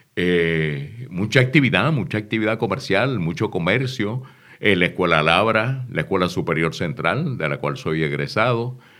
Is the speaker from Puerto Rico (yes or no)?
yes; San Juan, Puerto Rico; also born or lived in Río Piedras / Santa Isabel / Patillas; Luego nos mudamos a la parte alta de Santurce y estudié de cuarto grado hasta noveno en la escuela Luchetti.